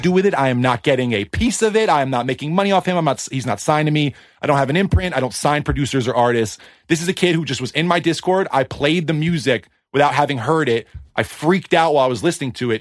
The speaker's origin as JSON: {"language": "English", "region": "East Coast", "country": "United States", "tie": "born or raised there", "moved": "yes", "lives_now": "Los Angeles, United States", "said": "I grew up in the East Coast"}